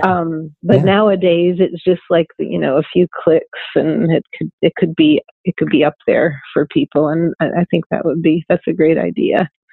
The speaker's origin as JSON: {"language": "English", "town": "Pittsburgh", "region": "Pennsylvania", "country": "United States", "tie": "born or raised there", "also_born_or_lived": "New York City / Cleveland / France / Nashville", "moved": "yes", "said": "I grew up in Pittsburgh"}